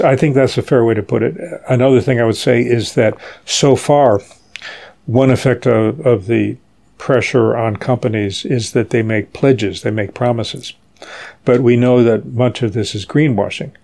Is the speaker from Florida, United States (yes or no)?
no; Charleston, West Virginia, United States; moved away as an adult; now in New York, United States; I grew up in Charleston, West Virginia, which is a town dominated by the petrochemical industry.